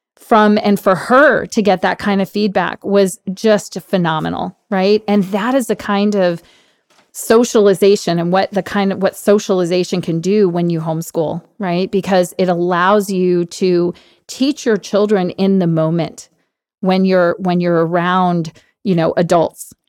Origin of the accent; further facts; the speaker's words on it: Washington, District of Columbia, United States; I grew up on Capitol Hill, actually, because I'm, I'm from the D C area